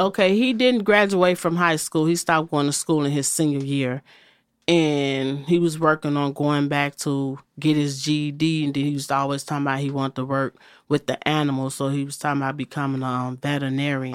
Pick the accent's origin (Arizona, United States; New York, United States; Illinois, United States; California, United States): Illinois, United States; Chicago; I was born in the city of Chicago, and I was born, like, in the Inglewood area.